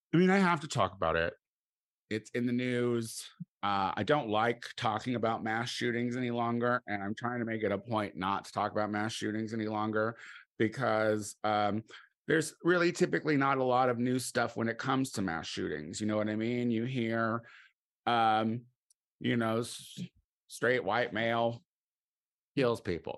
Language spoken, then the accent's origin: English; United States; me as an American